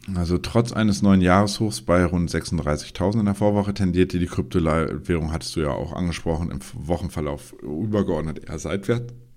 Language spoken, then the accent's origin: German; Germany; für uns als Deutsche